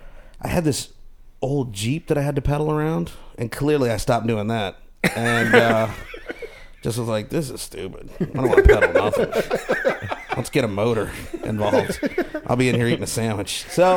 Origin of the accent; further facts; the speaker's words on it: St. Louis, Missouri, United States; moved away as an adult; also born or lived in India; now in Los Angeles, United States; I was born in the subcontinent of India, and I was raised in St. Louis, Missouri. So I'm a St. Lunatic.